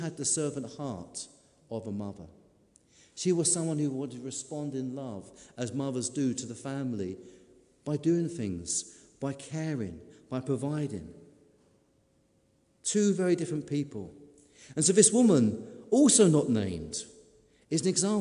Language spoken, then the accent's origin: English; United Kingdom; we're British